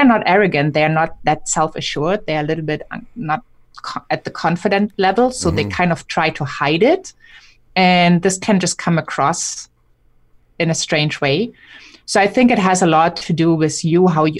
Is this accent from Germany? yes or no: yes; Germany; I'm German